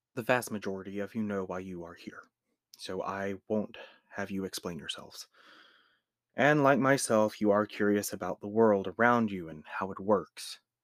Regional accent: Georgia, United States; I'm from the South, from a little state known as Georgia.

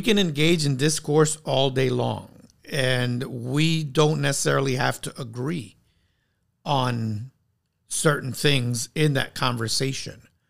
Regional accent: New York City, New York, United States; growing up in New York City

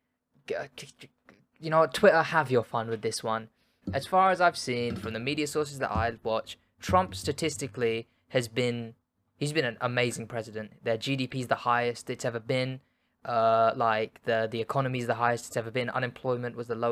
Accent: United Kingdom; We're British

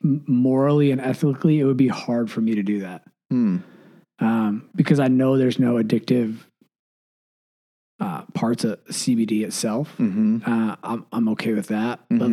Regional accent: Michigan, United States; born or raised there

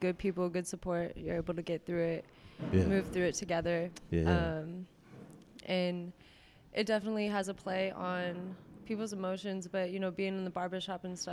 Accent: Southeast Kansas, United States; So I'm originally from Kansas. I'm from Southeast Kansas. Grew up like on a farm

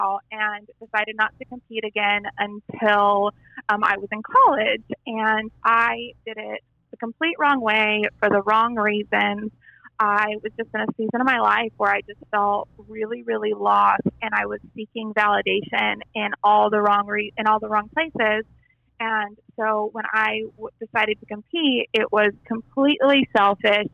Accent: El Paso, Texas, United States; I grew up in Texas in a small West Texas town of El Paso

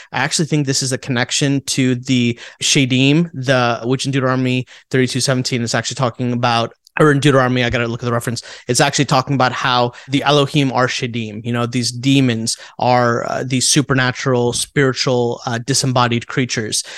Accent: India; moved away; I'm Indian from India

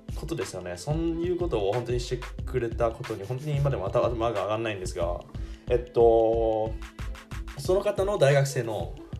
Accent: Shizuoka, Japan; moved away as an adult; also born or lived in Osaka; now in Germany; 地元の静岡

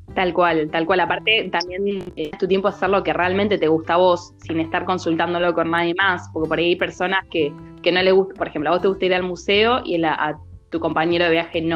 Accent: Necochea, Buenos Aires Province, Argentina; moved away as an adult; also born or lived in La Plata; Cuando me fui a vivir desde Necochea, me fui a vivir para La Plata

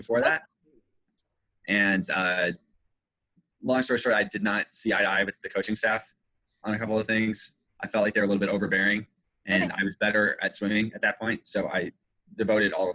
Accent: Lexington, Kentucky, United States; I'm from Lexington, Kentucky, which is where the university is.

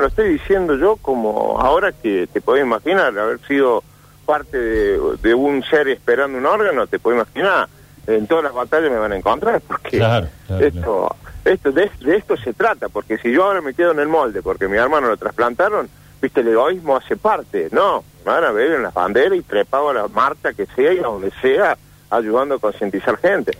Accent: Etruria, Córdoba, Argentina; somos de Etruria

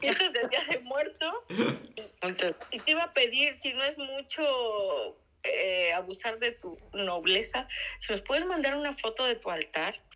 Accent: Mexico; now in Spain; nosotros como mexicanos lo vemos normal

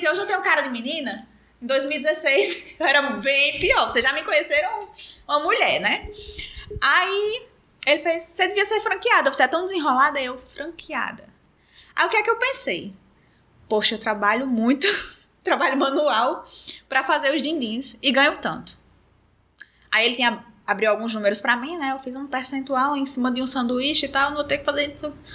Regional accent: Mossoró, Rio Grande do Norte, Brazil; moved away as an adult; also born or lived in Sobral; now in Natal, Brazil; Nasci em Mossoró e tem três anos que eu moro aqui em Natal

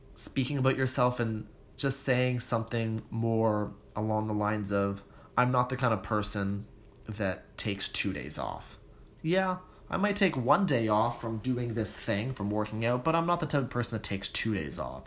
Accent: Toronto, Ontario, Canada; I was born and raised in Toronto so I don't have that same accent

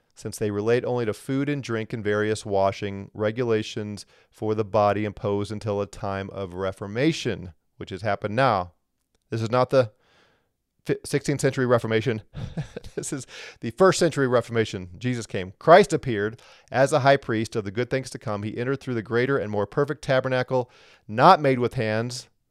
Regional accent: Missouri, United States; moved away; I'm originally from Missouri, the Show Me State.

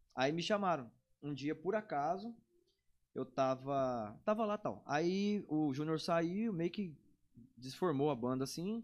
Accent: Brazil; no bairro que eu nasci, fui criado, morei

